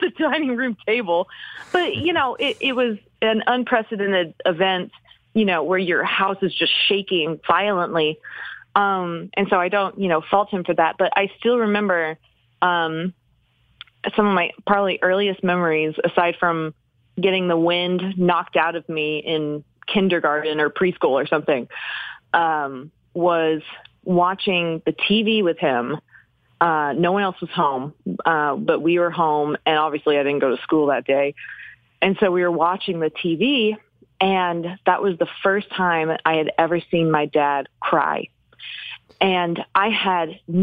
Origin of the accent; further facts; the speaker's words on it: Oklahoma City, Oklahoma, United States; moved away as an adult; now in Los Angeles, United States; I am actually from Oklahoma City. So I was a kid